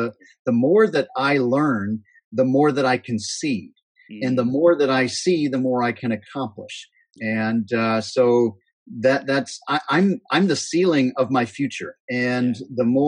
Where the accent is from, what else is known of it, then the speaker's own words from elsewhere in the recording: Northeast Iowa, United States; I grew up in Northeast Iowa, corn and soybean and pig farm.